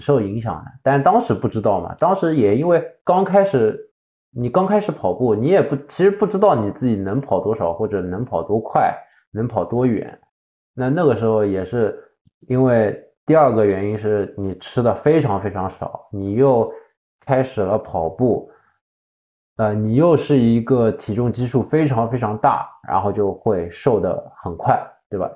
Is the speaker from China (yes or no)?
yes; Shanghai, China; 我作为一个上海人嘛，作为一个上海人